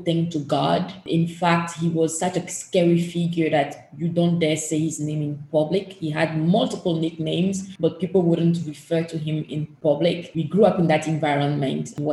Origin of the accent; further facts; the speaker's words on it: Togo; the country where I was born and raised in, which passport I hold, is Togo